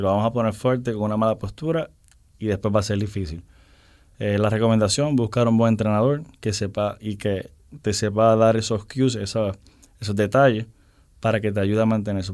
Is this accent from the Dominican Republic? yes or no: yes; Dominican Republic; también soy dominicano, mi padre es dominicano.